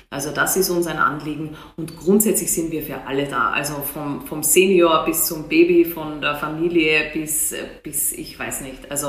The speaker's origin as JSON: {"language": "German", "country": "Austria", "lives_now": "Hannover, Germany", "said": "Ich komme aus Österreich, man hört es an, an meiner Stimmfärbung."}